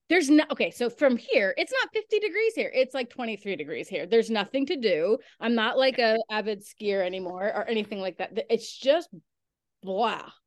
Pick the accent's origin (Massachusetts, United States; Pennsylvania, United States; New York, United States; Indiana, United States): New York, United States; I'm from New York